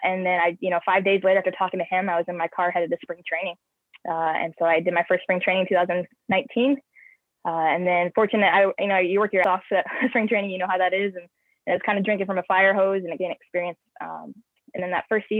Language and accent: English; St. Louis, Missouri, United States; moved away as an adult; I'm from St. Louis